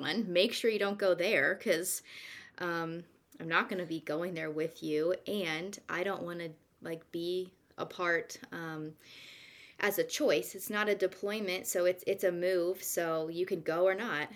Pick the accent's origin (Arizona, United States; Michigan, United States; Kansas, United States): Kansas, United States; moved away as an adult; also born or lived in Santa Rosa Beach, Florida; I'm actually from Kansas, so it's funny I'm back where I started